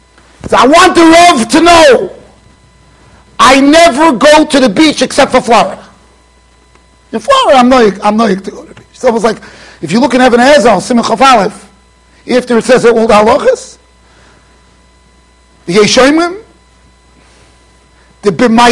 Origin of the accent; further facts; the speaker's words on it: Iran; I felt bad because I'm Persian from the Tzibo.